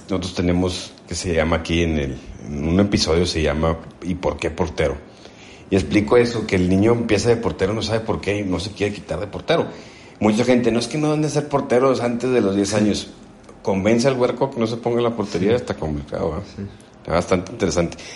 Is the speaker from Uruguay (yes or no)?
no; Uruapan, Michoacán, Mexico; also born or lived in Mexico City; Soy originario de Uruapan, Michoacán, pero yo nací en México.